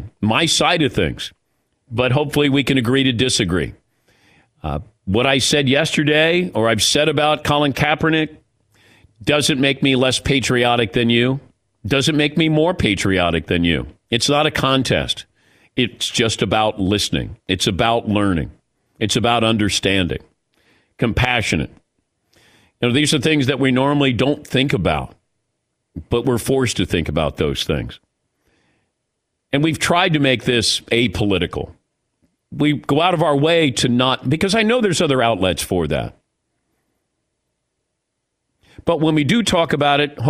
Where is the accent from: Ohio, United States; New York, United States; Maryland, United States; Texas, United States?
Ohio, United States; I grew up in Ohio